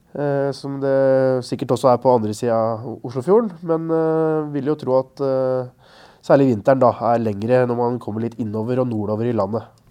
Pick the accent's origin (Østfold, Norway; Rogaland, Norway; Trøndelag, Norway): Østfold, Norway; Marker; jeg er fra Marker kommune, rett ved svenskegrensa